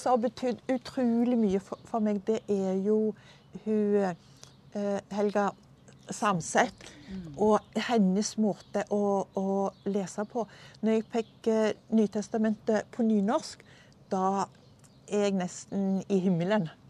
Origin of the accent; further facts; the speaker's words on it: Stavanger, Rogaland, Norway; moved away as an adult; now in Drammen, Norway; jeg er fra Stavanger.